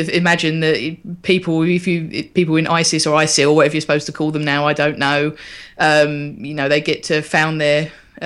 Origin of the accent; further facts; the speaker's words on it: London, United Kingdom; growing up in London in the late 80s and 90s and then the 2000s